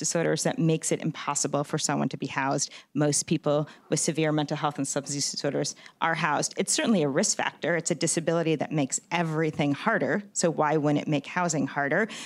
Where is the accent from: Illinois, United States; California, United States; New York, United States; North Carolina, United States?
New York, United States; now in San Francisco, United States; New York, I'm from New York